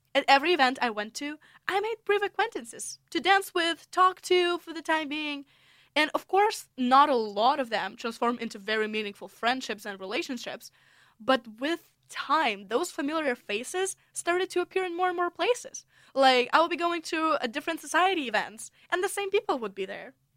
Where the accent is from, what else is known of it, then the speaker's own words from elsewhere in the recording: Russia; English is a second language; moved away as an adult; also born or lived in United States; now in St Andrews, United Kingdom; I'm originally from Russia.